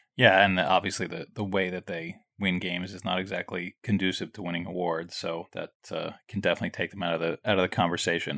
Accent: New York City, New York, United States; I grew up right near Madison Square Garden

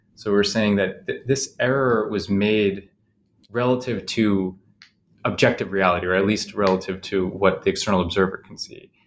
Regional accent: Chicago, Illinois, United States; I grew up in Chicago mostly

